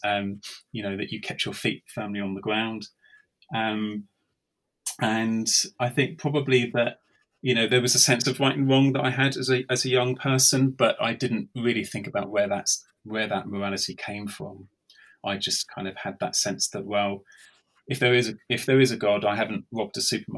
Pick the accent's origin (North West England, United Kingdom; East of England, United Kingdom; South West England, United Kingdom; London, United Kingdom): London, United Kingdom; accent: English; moved away as an adult; now in Swindon, United Kingdom; But I was brought up in London, in the east side of London, a place called Raynham